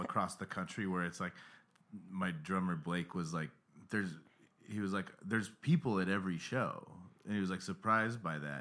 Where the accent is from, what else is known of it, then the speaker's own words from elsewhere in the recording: Pinetop, Arizona, United States; moved away as an adult; also born or lived in Salt Lake City, Utah; Pine Top," which is the name of the town I'm from. It's, like, three hours from Phoenix